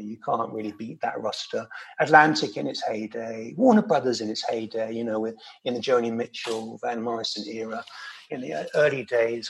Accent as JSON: {"language": "English", "region": "London", "country": "United Kingdom", "tie": "born or raised there", "moved": "as an adult", "said": "that was a great time to be growing up in London"}